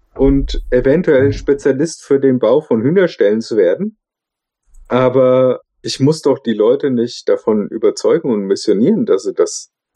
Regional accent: Germany; accent: German accent (in English); mein Englisch ich stehe zu meinem deutschen Akzent, kultiviere den

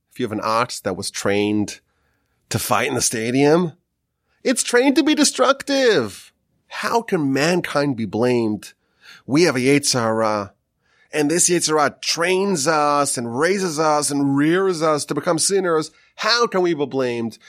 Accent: Northeast, United States; moved away; growing up in the Northeast

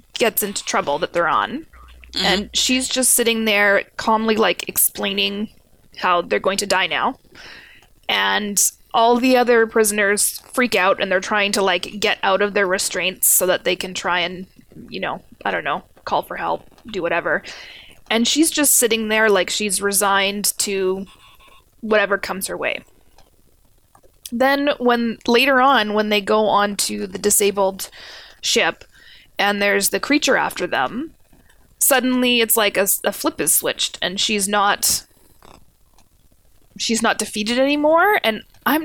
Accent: Canada; we're Canadian

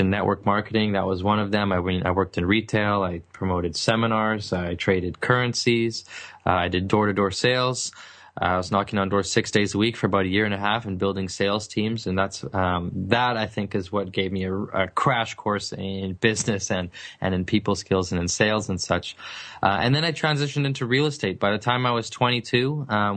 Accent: Vancouver, British Columbia, Canada; I'm from British Columbia, specifically the city of Vancouver, which is a beautiful city, very expensive city as well. And I wasn't fortunate enough to grow up in the nice part of town

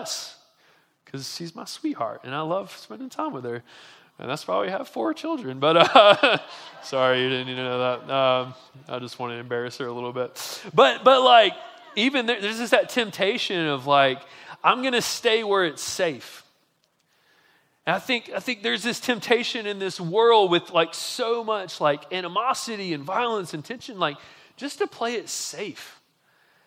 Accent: Montgomery, Alabama, United States; I'm from Montgomery, Alabama, which is similar like demographically probably to Jackson

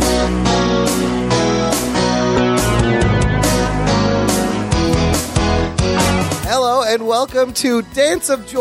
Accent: Chicago, Illinois, United States; We grew up in Chicago.

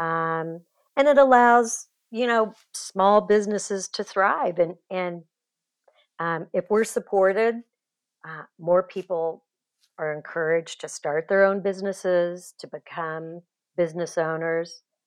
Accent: Kansas City, United States; also born or lived in Los Angeles; I grew up in Kansas City, but moved to L

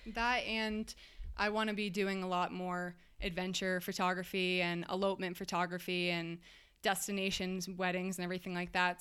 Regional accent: Massachusetts, United States; moved away as an adult; I'm from Massachusetts

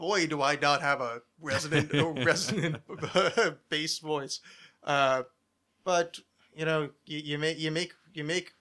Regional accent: New Jersey, United States; the extension I grew up with in New Jersey

